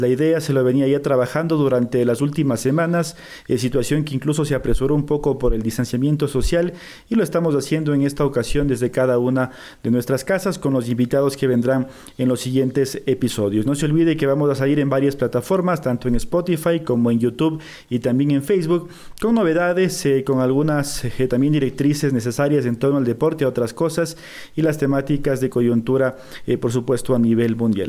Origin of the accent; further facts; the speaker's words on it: Ecuador; soy periodista ecuatoriano